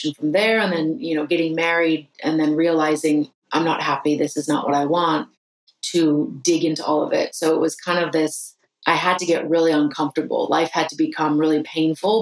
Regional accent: United States; I was rejecting being American

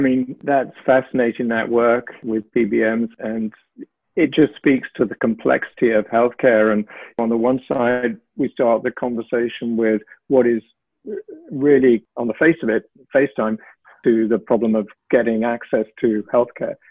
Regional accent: United Kingdom; moved away; you'll tell from my accent perhaps that I trained in the UK and worked there a lot

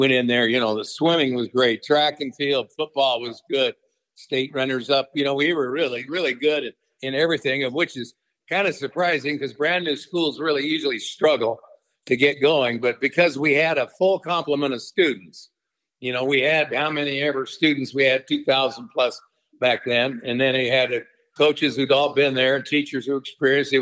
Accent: Denver, Colorado, United States; moved away as an adult; now in Tucson, United States; I grew up in East Denver out of Pontiac, off of Richtofen, by the old Richtofen Castle

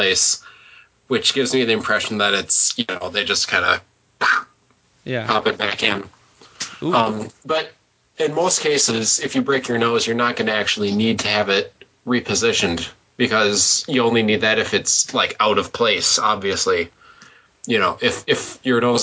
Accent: Mankato, Minnesota, United States; Mankato, my hometown

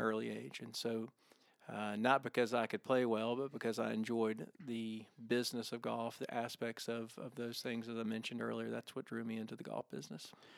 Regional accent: Augusta, Georgia, United States; growing up in Augusta, every guy that played on the high school golf team thought that they were gonna be the next Larry Mize.

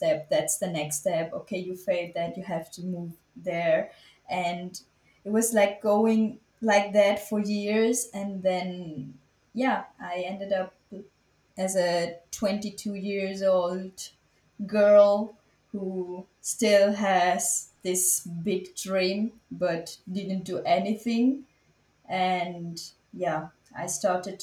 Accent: Switzerland; I was born and raised in Switzerland, and my parents are Tamil

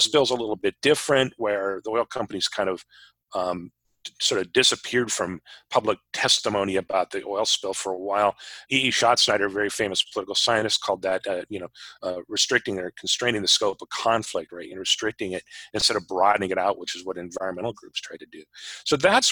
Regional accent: Anchorage, Alaska, United States; moved away as an adult; also born or lived in Washington; People who know me know that I grew up in Alaska. I grew up in Anchorage.

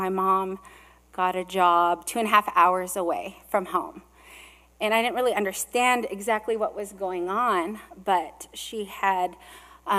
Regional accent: California, United States; also born or lived in Hawaii; I was born in Hawaii, and I was born of Filipino immigrants who raised me in California

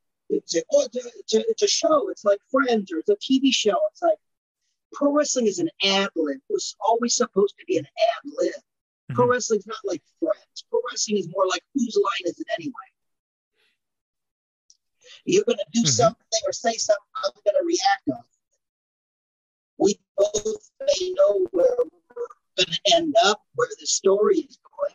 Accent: Portland, United States; I didn't even realize I'm from Portland.

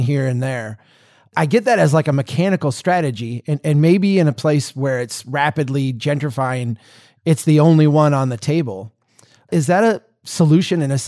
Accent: Minnesota, United States; I grew up here in Minnesota watching the Turner Network and CNN as a little kid

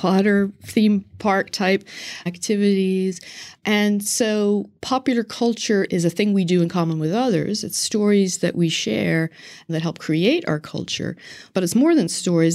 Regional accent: Northern Ireland, United Kingdom; moved away; I'm originally from Northern Ireland

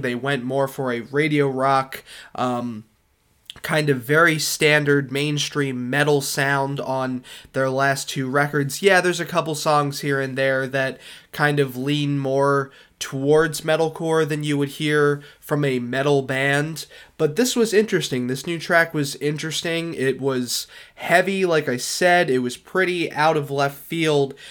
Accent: Philadelphia suburbs, Pennsylvania, United States; I come from the Philadelphia suburbs

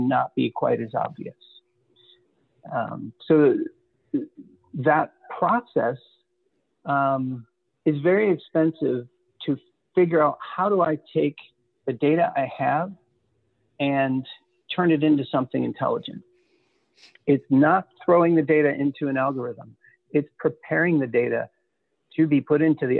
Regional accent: Detroit, Michigan, United States; I grew up in Detroit

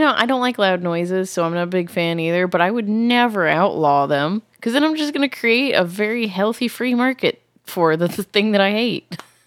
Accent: Massachusetts, United States; moved away; I grew up in Massachusetts where fireworks are very much illegal.

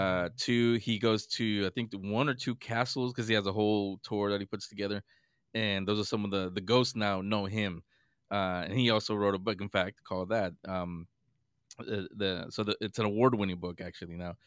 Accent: San Francisco, California, United States; I grew up in San Francisco, this was back in San Francisco

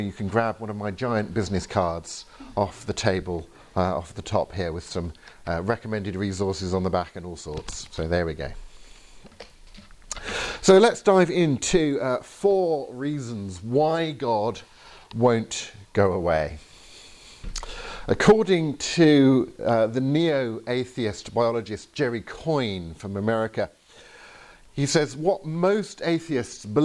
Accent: England, United Kingdom; I'm from England

